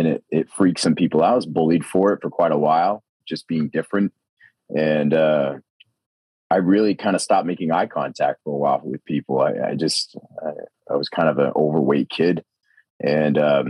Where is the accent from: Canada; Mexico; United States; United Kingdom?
United States; Maine; moved away as an adult; now in Austin, United States; I've been born and raised in Maine